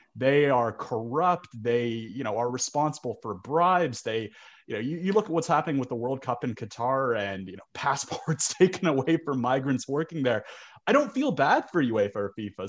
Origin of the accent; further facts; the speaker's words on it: Canada; I'm Canadian